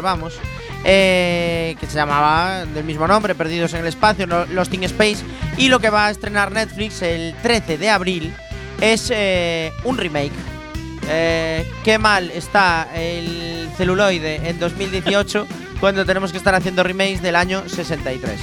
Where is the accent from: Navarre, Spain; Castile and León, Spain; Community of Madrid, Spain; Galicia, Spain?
Galicia, Spain; los que somos gallegos